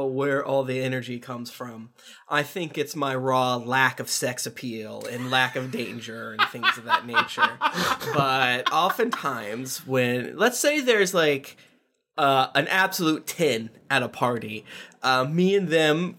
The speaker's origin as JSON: {"language": "English", "region": "Florida", "country": "United States", "said": "I'm from Florida where there's no rules"}